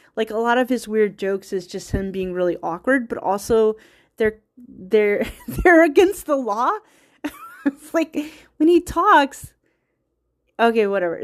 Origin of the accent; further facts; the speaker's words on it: United States; I'm American who predominantly Scottish heritage